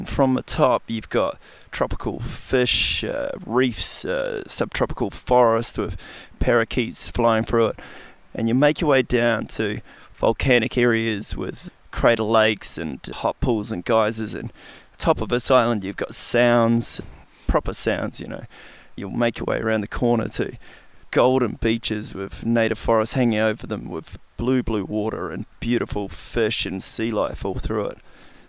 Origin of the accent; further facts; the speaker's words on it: New Zealand; as a Kiwi kid, you grow up and you're in a primitive place.